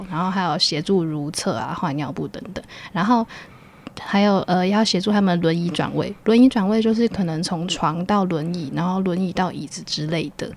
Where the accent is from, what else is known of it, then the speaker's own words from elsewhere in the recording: Keelung, Taiwan; moved away; 我是T龙人，然后我在特殊教育学系毕业